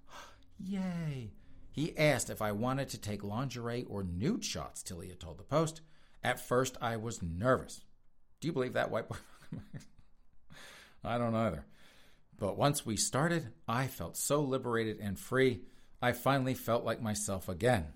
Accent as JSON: {"language": "English", "region": "South Carolina", "country": "United States", "said": "I am from South Carolina"}